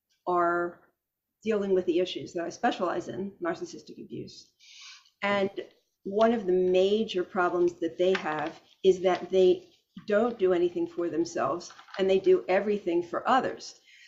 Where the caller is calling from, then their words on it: Florida, United States; South Florida, yeah.